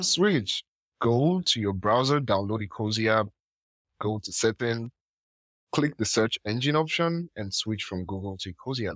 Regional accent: Nigeria; I'm from Nigeria

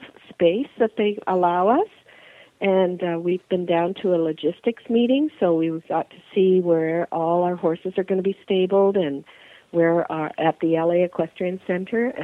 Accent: Eastern Canada, an hour from Detroit, Ontario, Canada; We're from, we're an hour from Detroit, Michigan

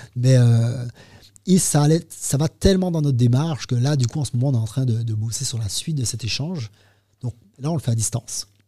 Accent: Martinique; nous, on est en Martinique, on est français

